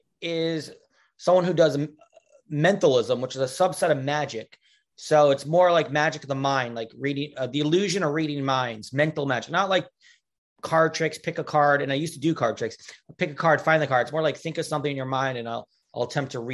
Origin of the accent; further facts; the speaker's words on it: Stony Brook, New York, United States; also born or lived in Kew Gardens, Queens, New York / Manhattan, New York City; now in New York City, United States; Well, I'm from New York. From 0 to 10, I grew up in Kew Gardens, Queens. But then when I was 10, I moved to a place called Stony Brook, Long Island, New York